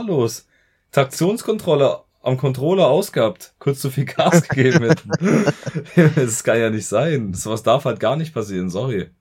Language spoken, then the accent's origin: German; Germany; bei uns in Deutschland